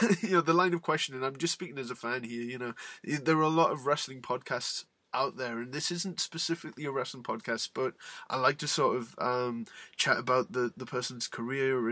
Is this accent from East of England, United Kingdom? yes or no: no; Newcastle upon Tyne, North East England, United Kingdom; I'm from Newcastle, which is where Neville is from